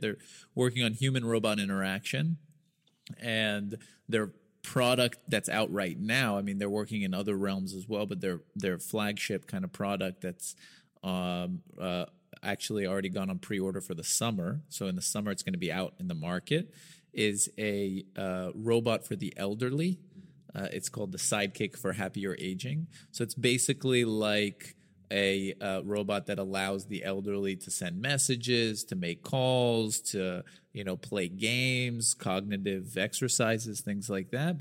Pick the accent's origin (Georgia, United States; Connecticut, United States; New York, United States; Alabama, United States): Alabama, United States; Birmingham; moved away as an adult; now in Israel; I grew up in Birmingham, Alabama